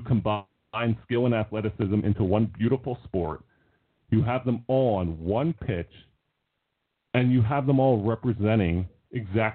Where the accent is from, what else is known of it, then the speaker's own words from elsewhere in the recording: United States; It's not easy being American